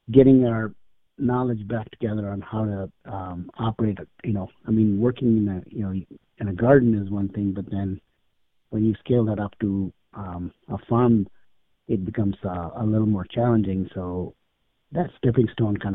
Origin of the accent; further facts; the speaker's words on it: India; moved away as an adult; now in Madison, United States; When I grew up in India, I went to my undergrad was in agriculture